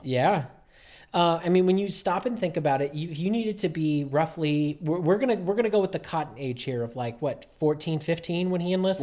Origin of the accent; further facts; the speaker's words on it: Broomfield, Colorado, United States; now in Germany; where I grew up in Broomfield